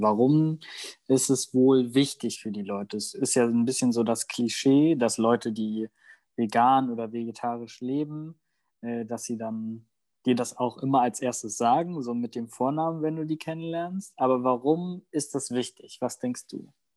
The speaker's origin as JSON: {"language": "German", "country": "Germany", "tie": "born or raised there", "first_language": "German", "said": "ich bin in Deutschland groß geworden und deswegen ist Deutsch meine Muttersprache"}